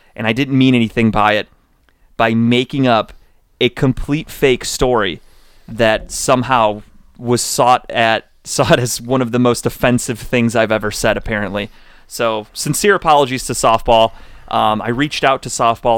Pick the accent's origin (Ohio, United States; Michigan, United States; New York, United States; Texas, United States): Ohio, United States; Cleveland; I'm from Cleveland.